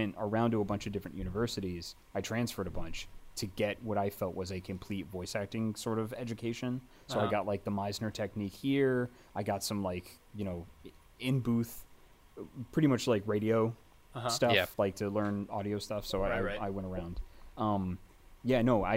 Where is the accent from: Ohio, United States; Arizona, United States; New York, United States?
New York, United States; Saratoga Springs; a comic book shop in my hometown, Saratoga Springs, New York